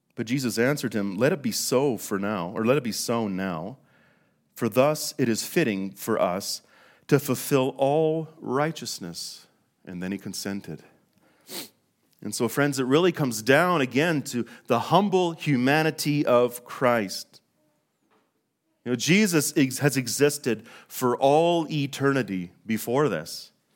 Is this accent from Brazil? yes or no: no; Fort St. John, British Columbia, Canada; now in Calgary, Canada; We were born, uh, and raised in, in northern British Columbia in a small town called Fort Saint John